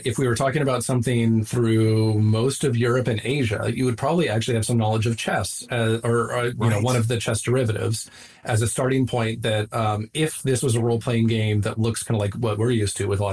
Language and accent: English; Southwest, United States; moved away; I grew up in the Southwest